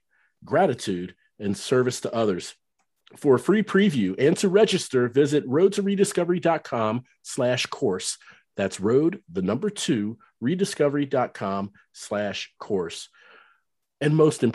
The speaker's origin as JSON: {"language": "English", "town": "Cincinnati", "region": "Ohio", "country": "United States", "tie": "born or raised there", "moved": "as an adult", "lives_now": "North Texas, United States", "said": "I lived in Cincinnati for many years growing up"}